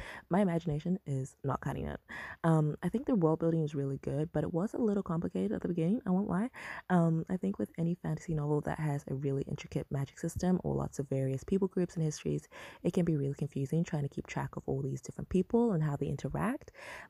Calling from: Perth, Western Australia, Australia; I am listening in from Perth, Australia.

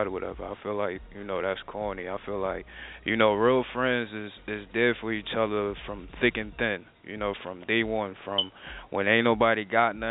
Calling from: New Jersey, United States; I'm calling from New Jersey

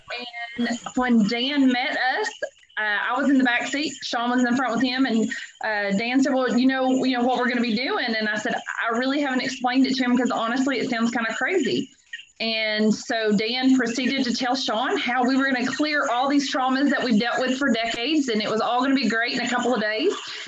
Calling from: U.S. Virgin Islands; we are calling from St. Croix in the U.S. Virgin Islands.

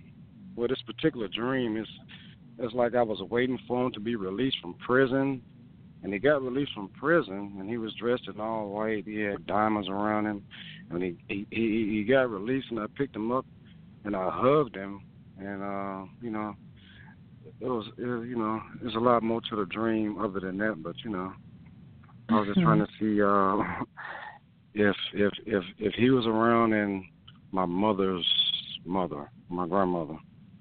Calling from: Louisiana, United States; Oh, yeah, I'm calling from Louisiana.

